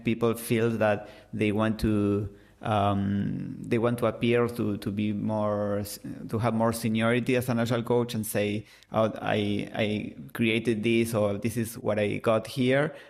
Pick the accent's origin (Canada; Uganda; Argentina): Argentina; first language Spanish; English is a second language; I'm from Argentina, so I speak Spanish